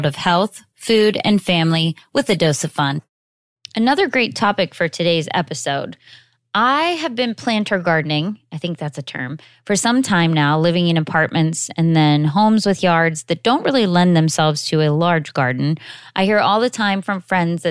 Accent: Pittsburgh, Pennsylvania, United States; moved away; I'm from Pittsburgh originally, so it's nice to reconnect with my city

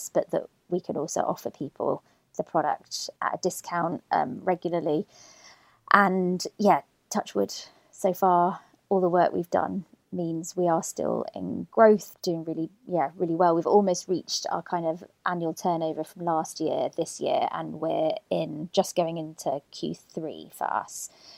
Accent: Birmingham, West Midlands, United Kingdom; I grew up in Birmingham, don't sound like it, but suburbs of Birmingham.

